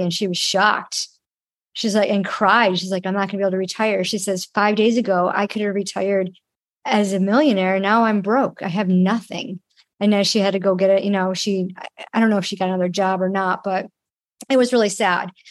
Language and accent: English; Rochester, New York, United States; moved away; my hometown, Rochester, New York